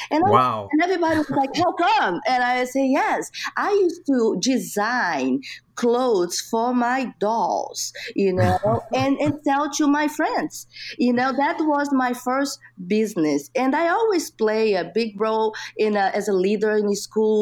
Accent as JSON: {"language": "English", "country": "Brazil", "tie": "born or raised there", "second_language": "English", "moved": "as an adult", "lives_now": "United States", "said": "I grew up, like I said, in Brazil and in a small town"}